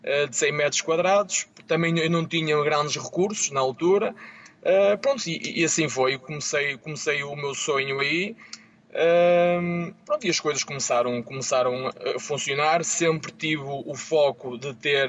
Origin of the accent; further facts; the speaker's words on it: Rebordosa, Porto District, Portugal; Eu sou natural de, de Rebordosa, como o Mário